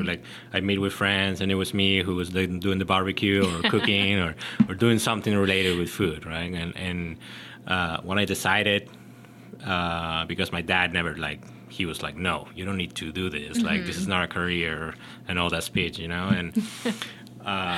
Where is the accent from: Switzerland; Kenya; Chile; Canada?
Chile; moved away as an adult; also born or lived in Miami; now in North Carolina, United States; I'm originally from Chile. I've been in the States since 2010.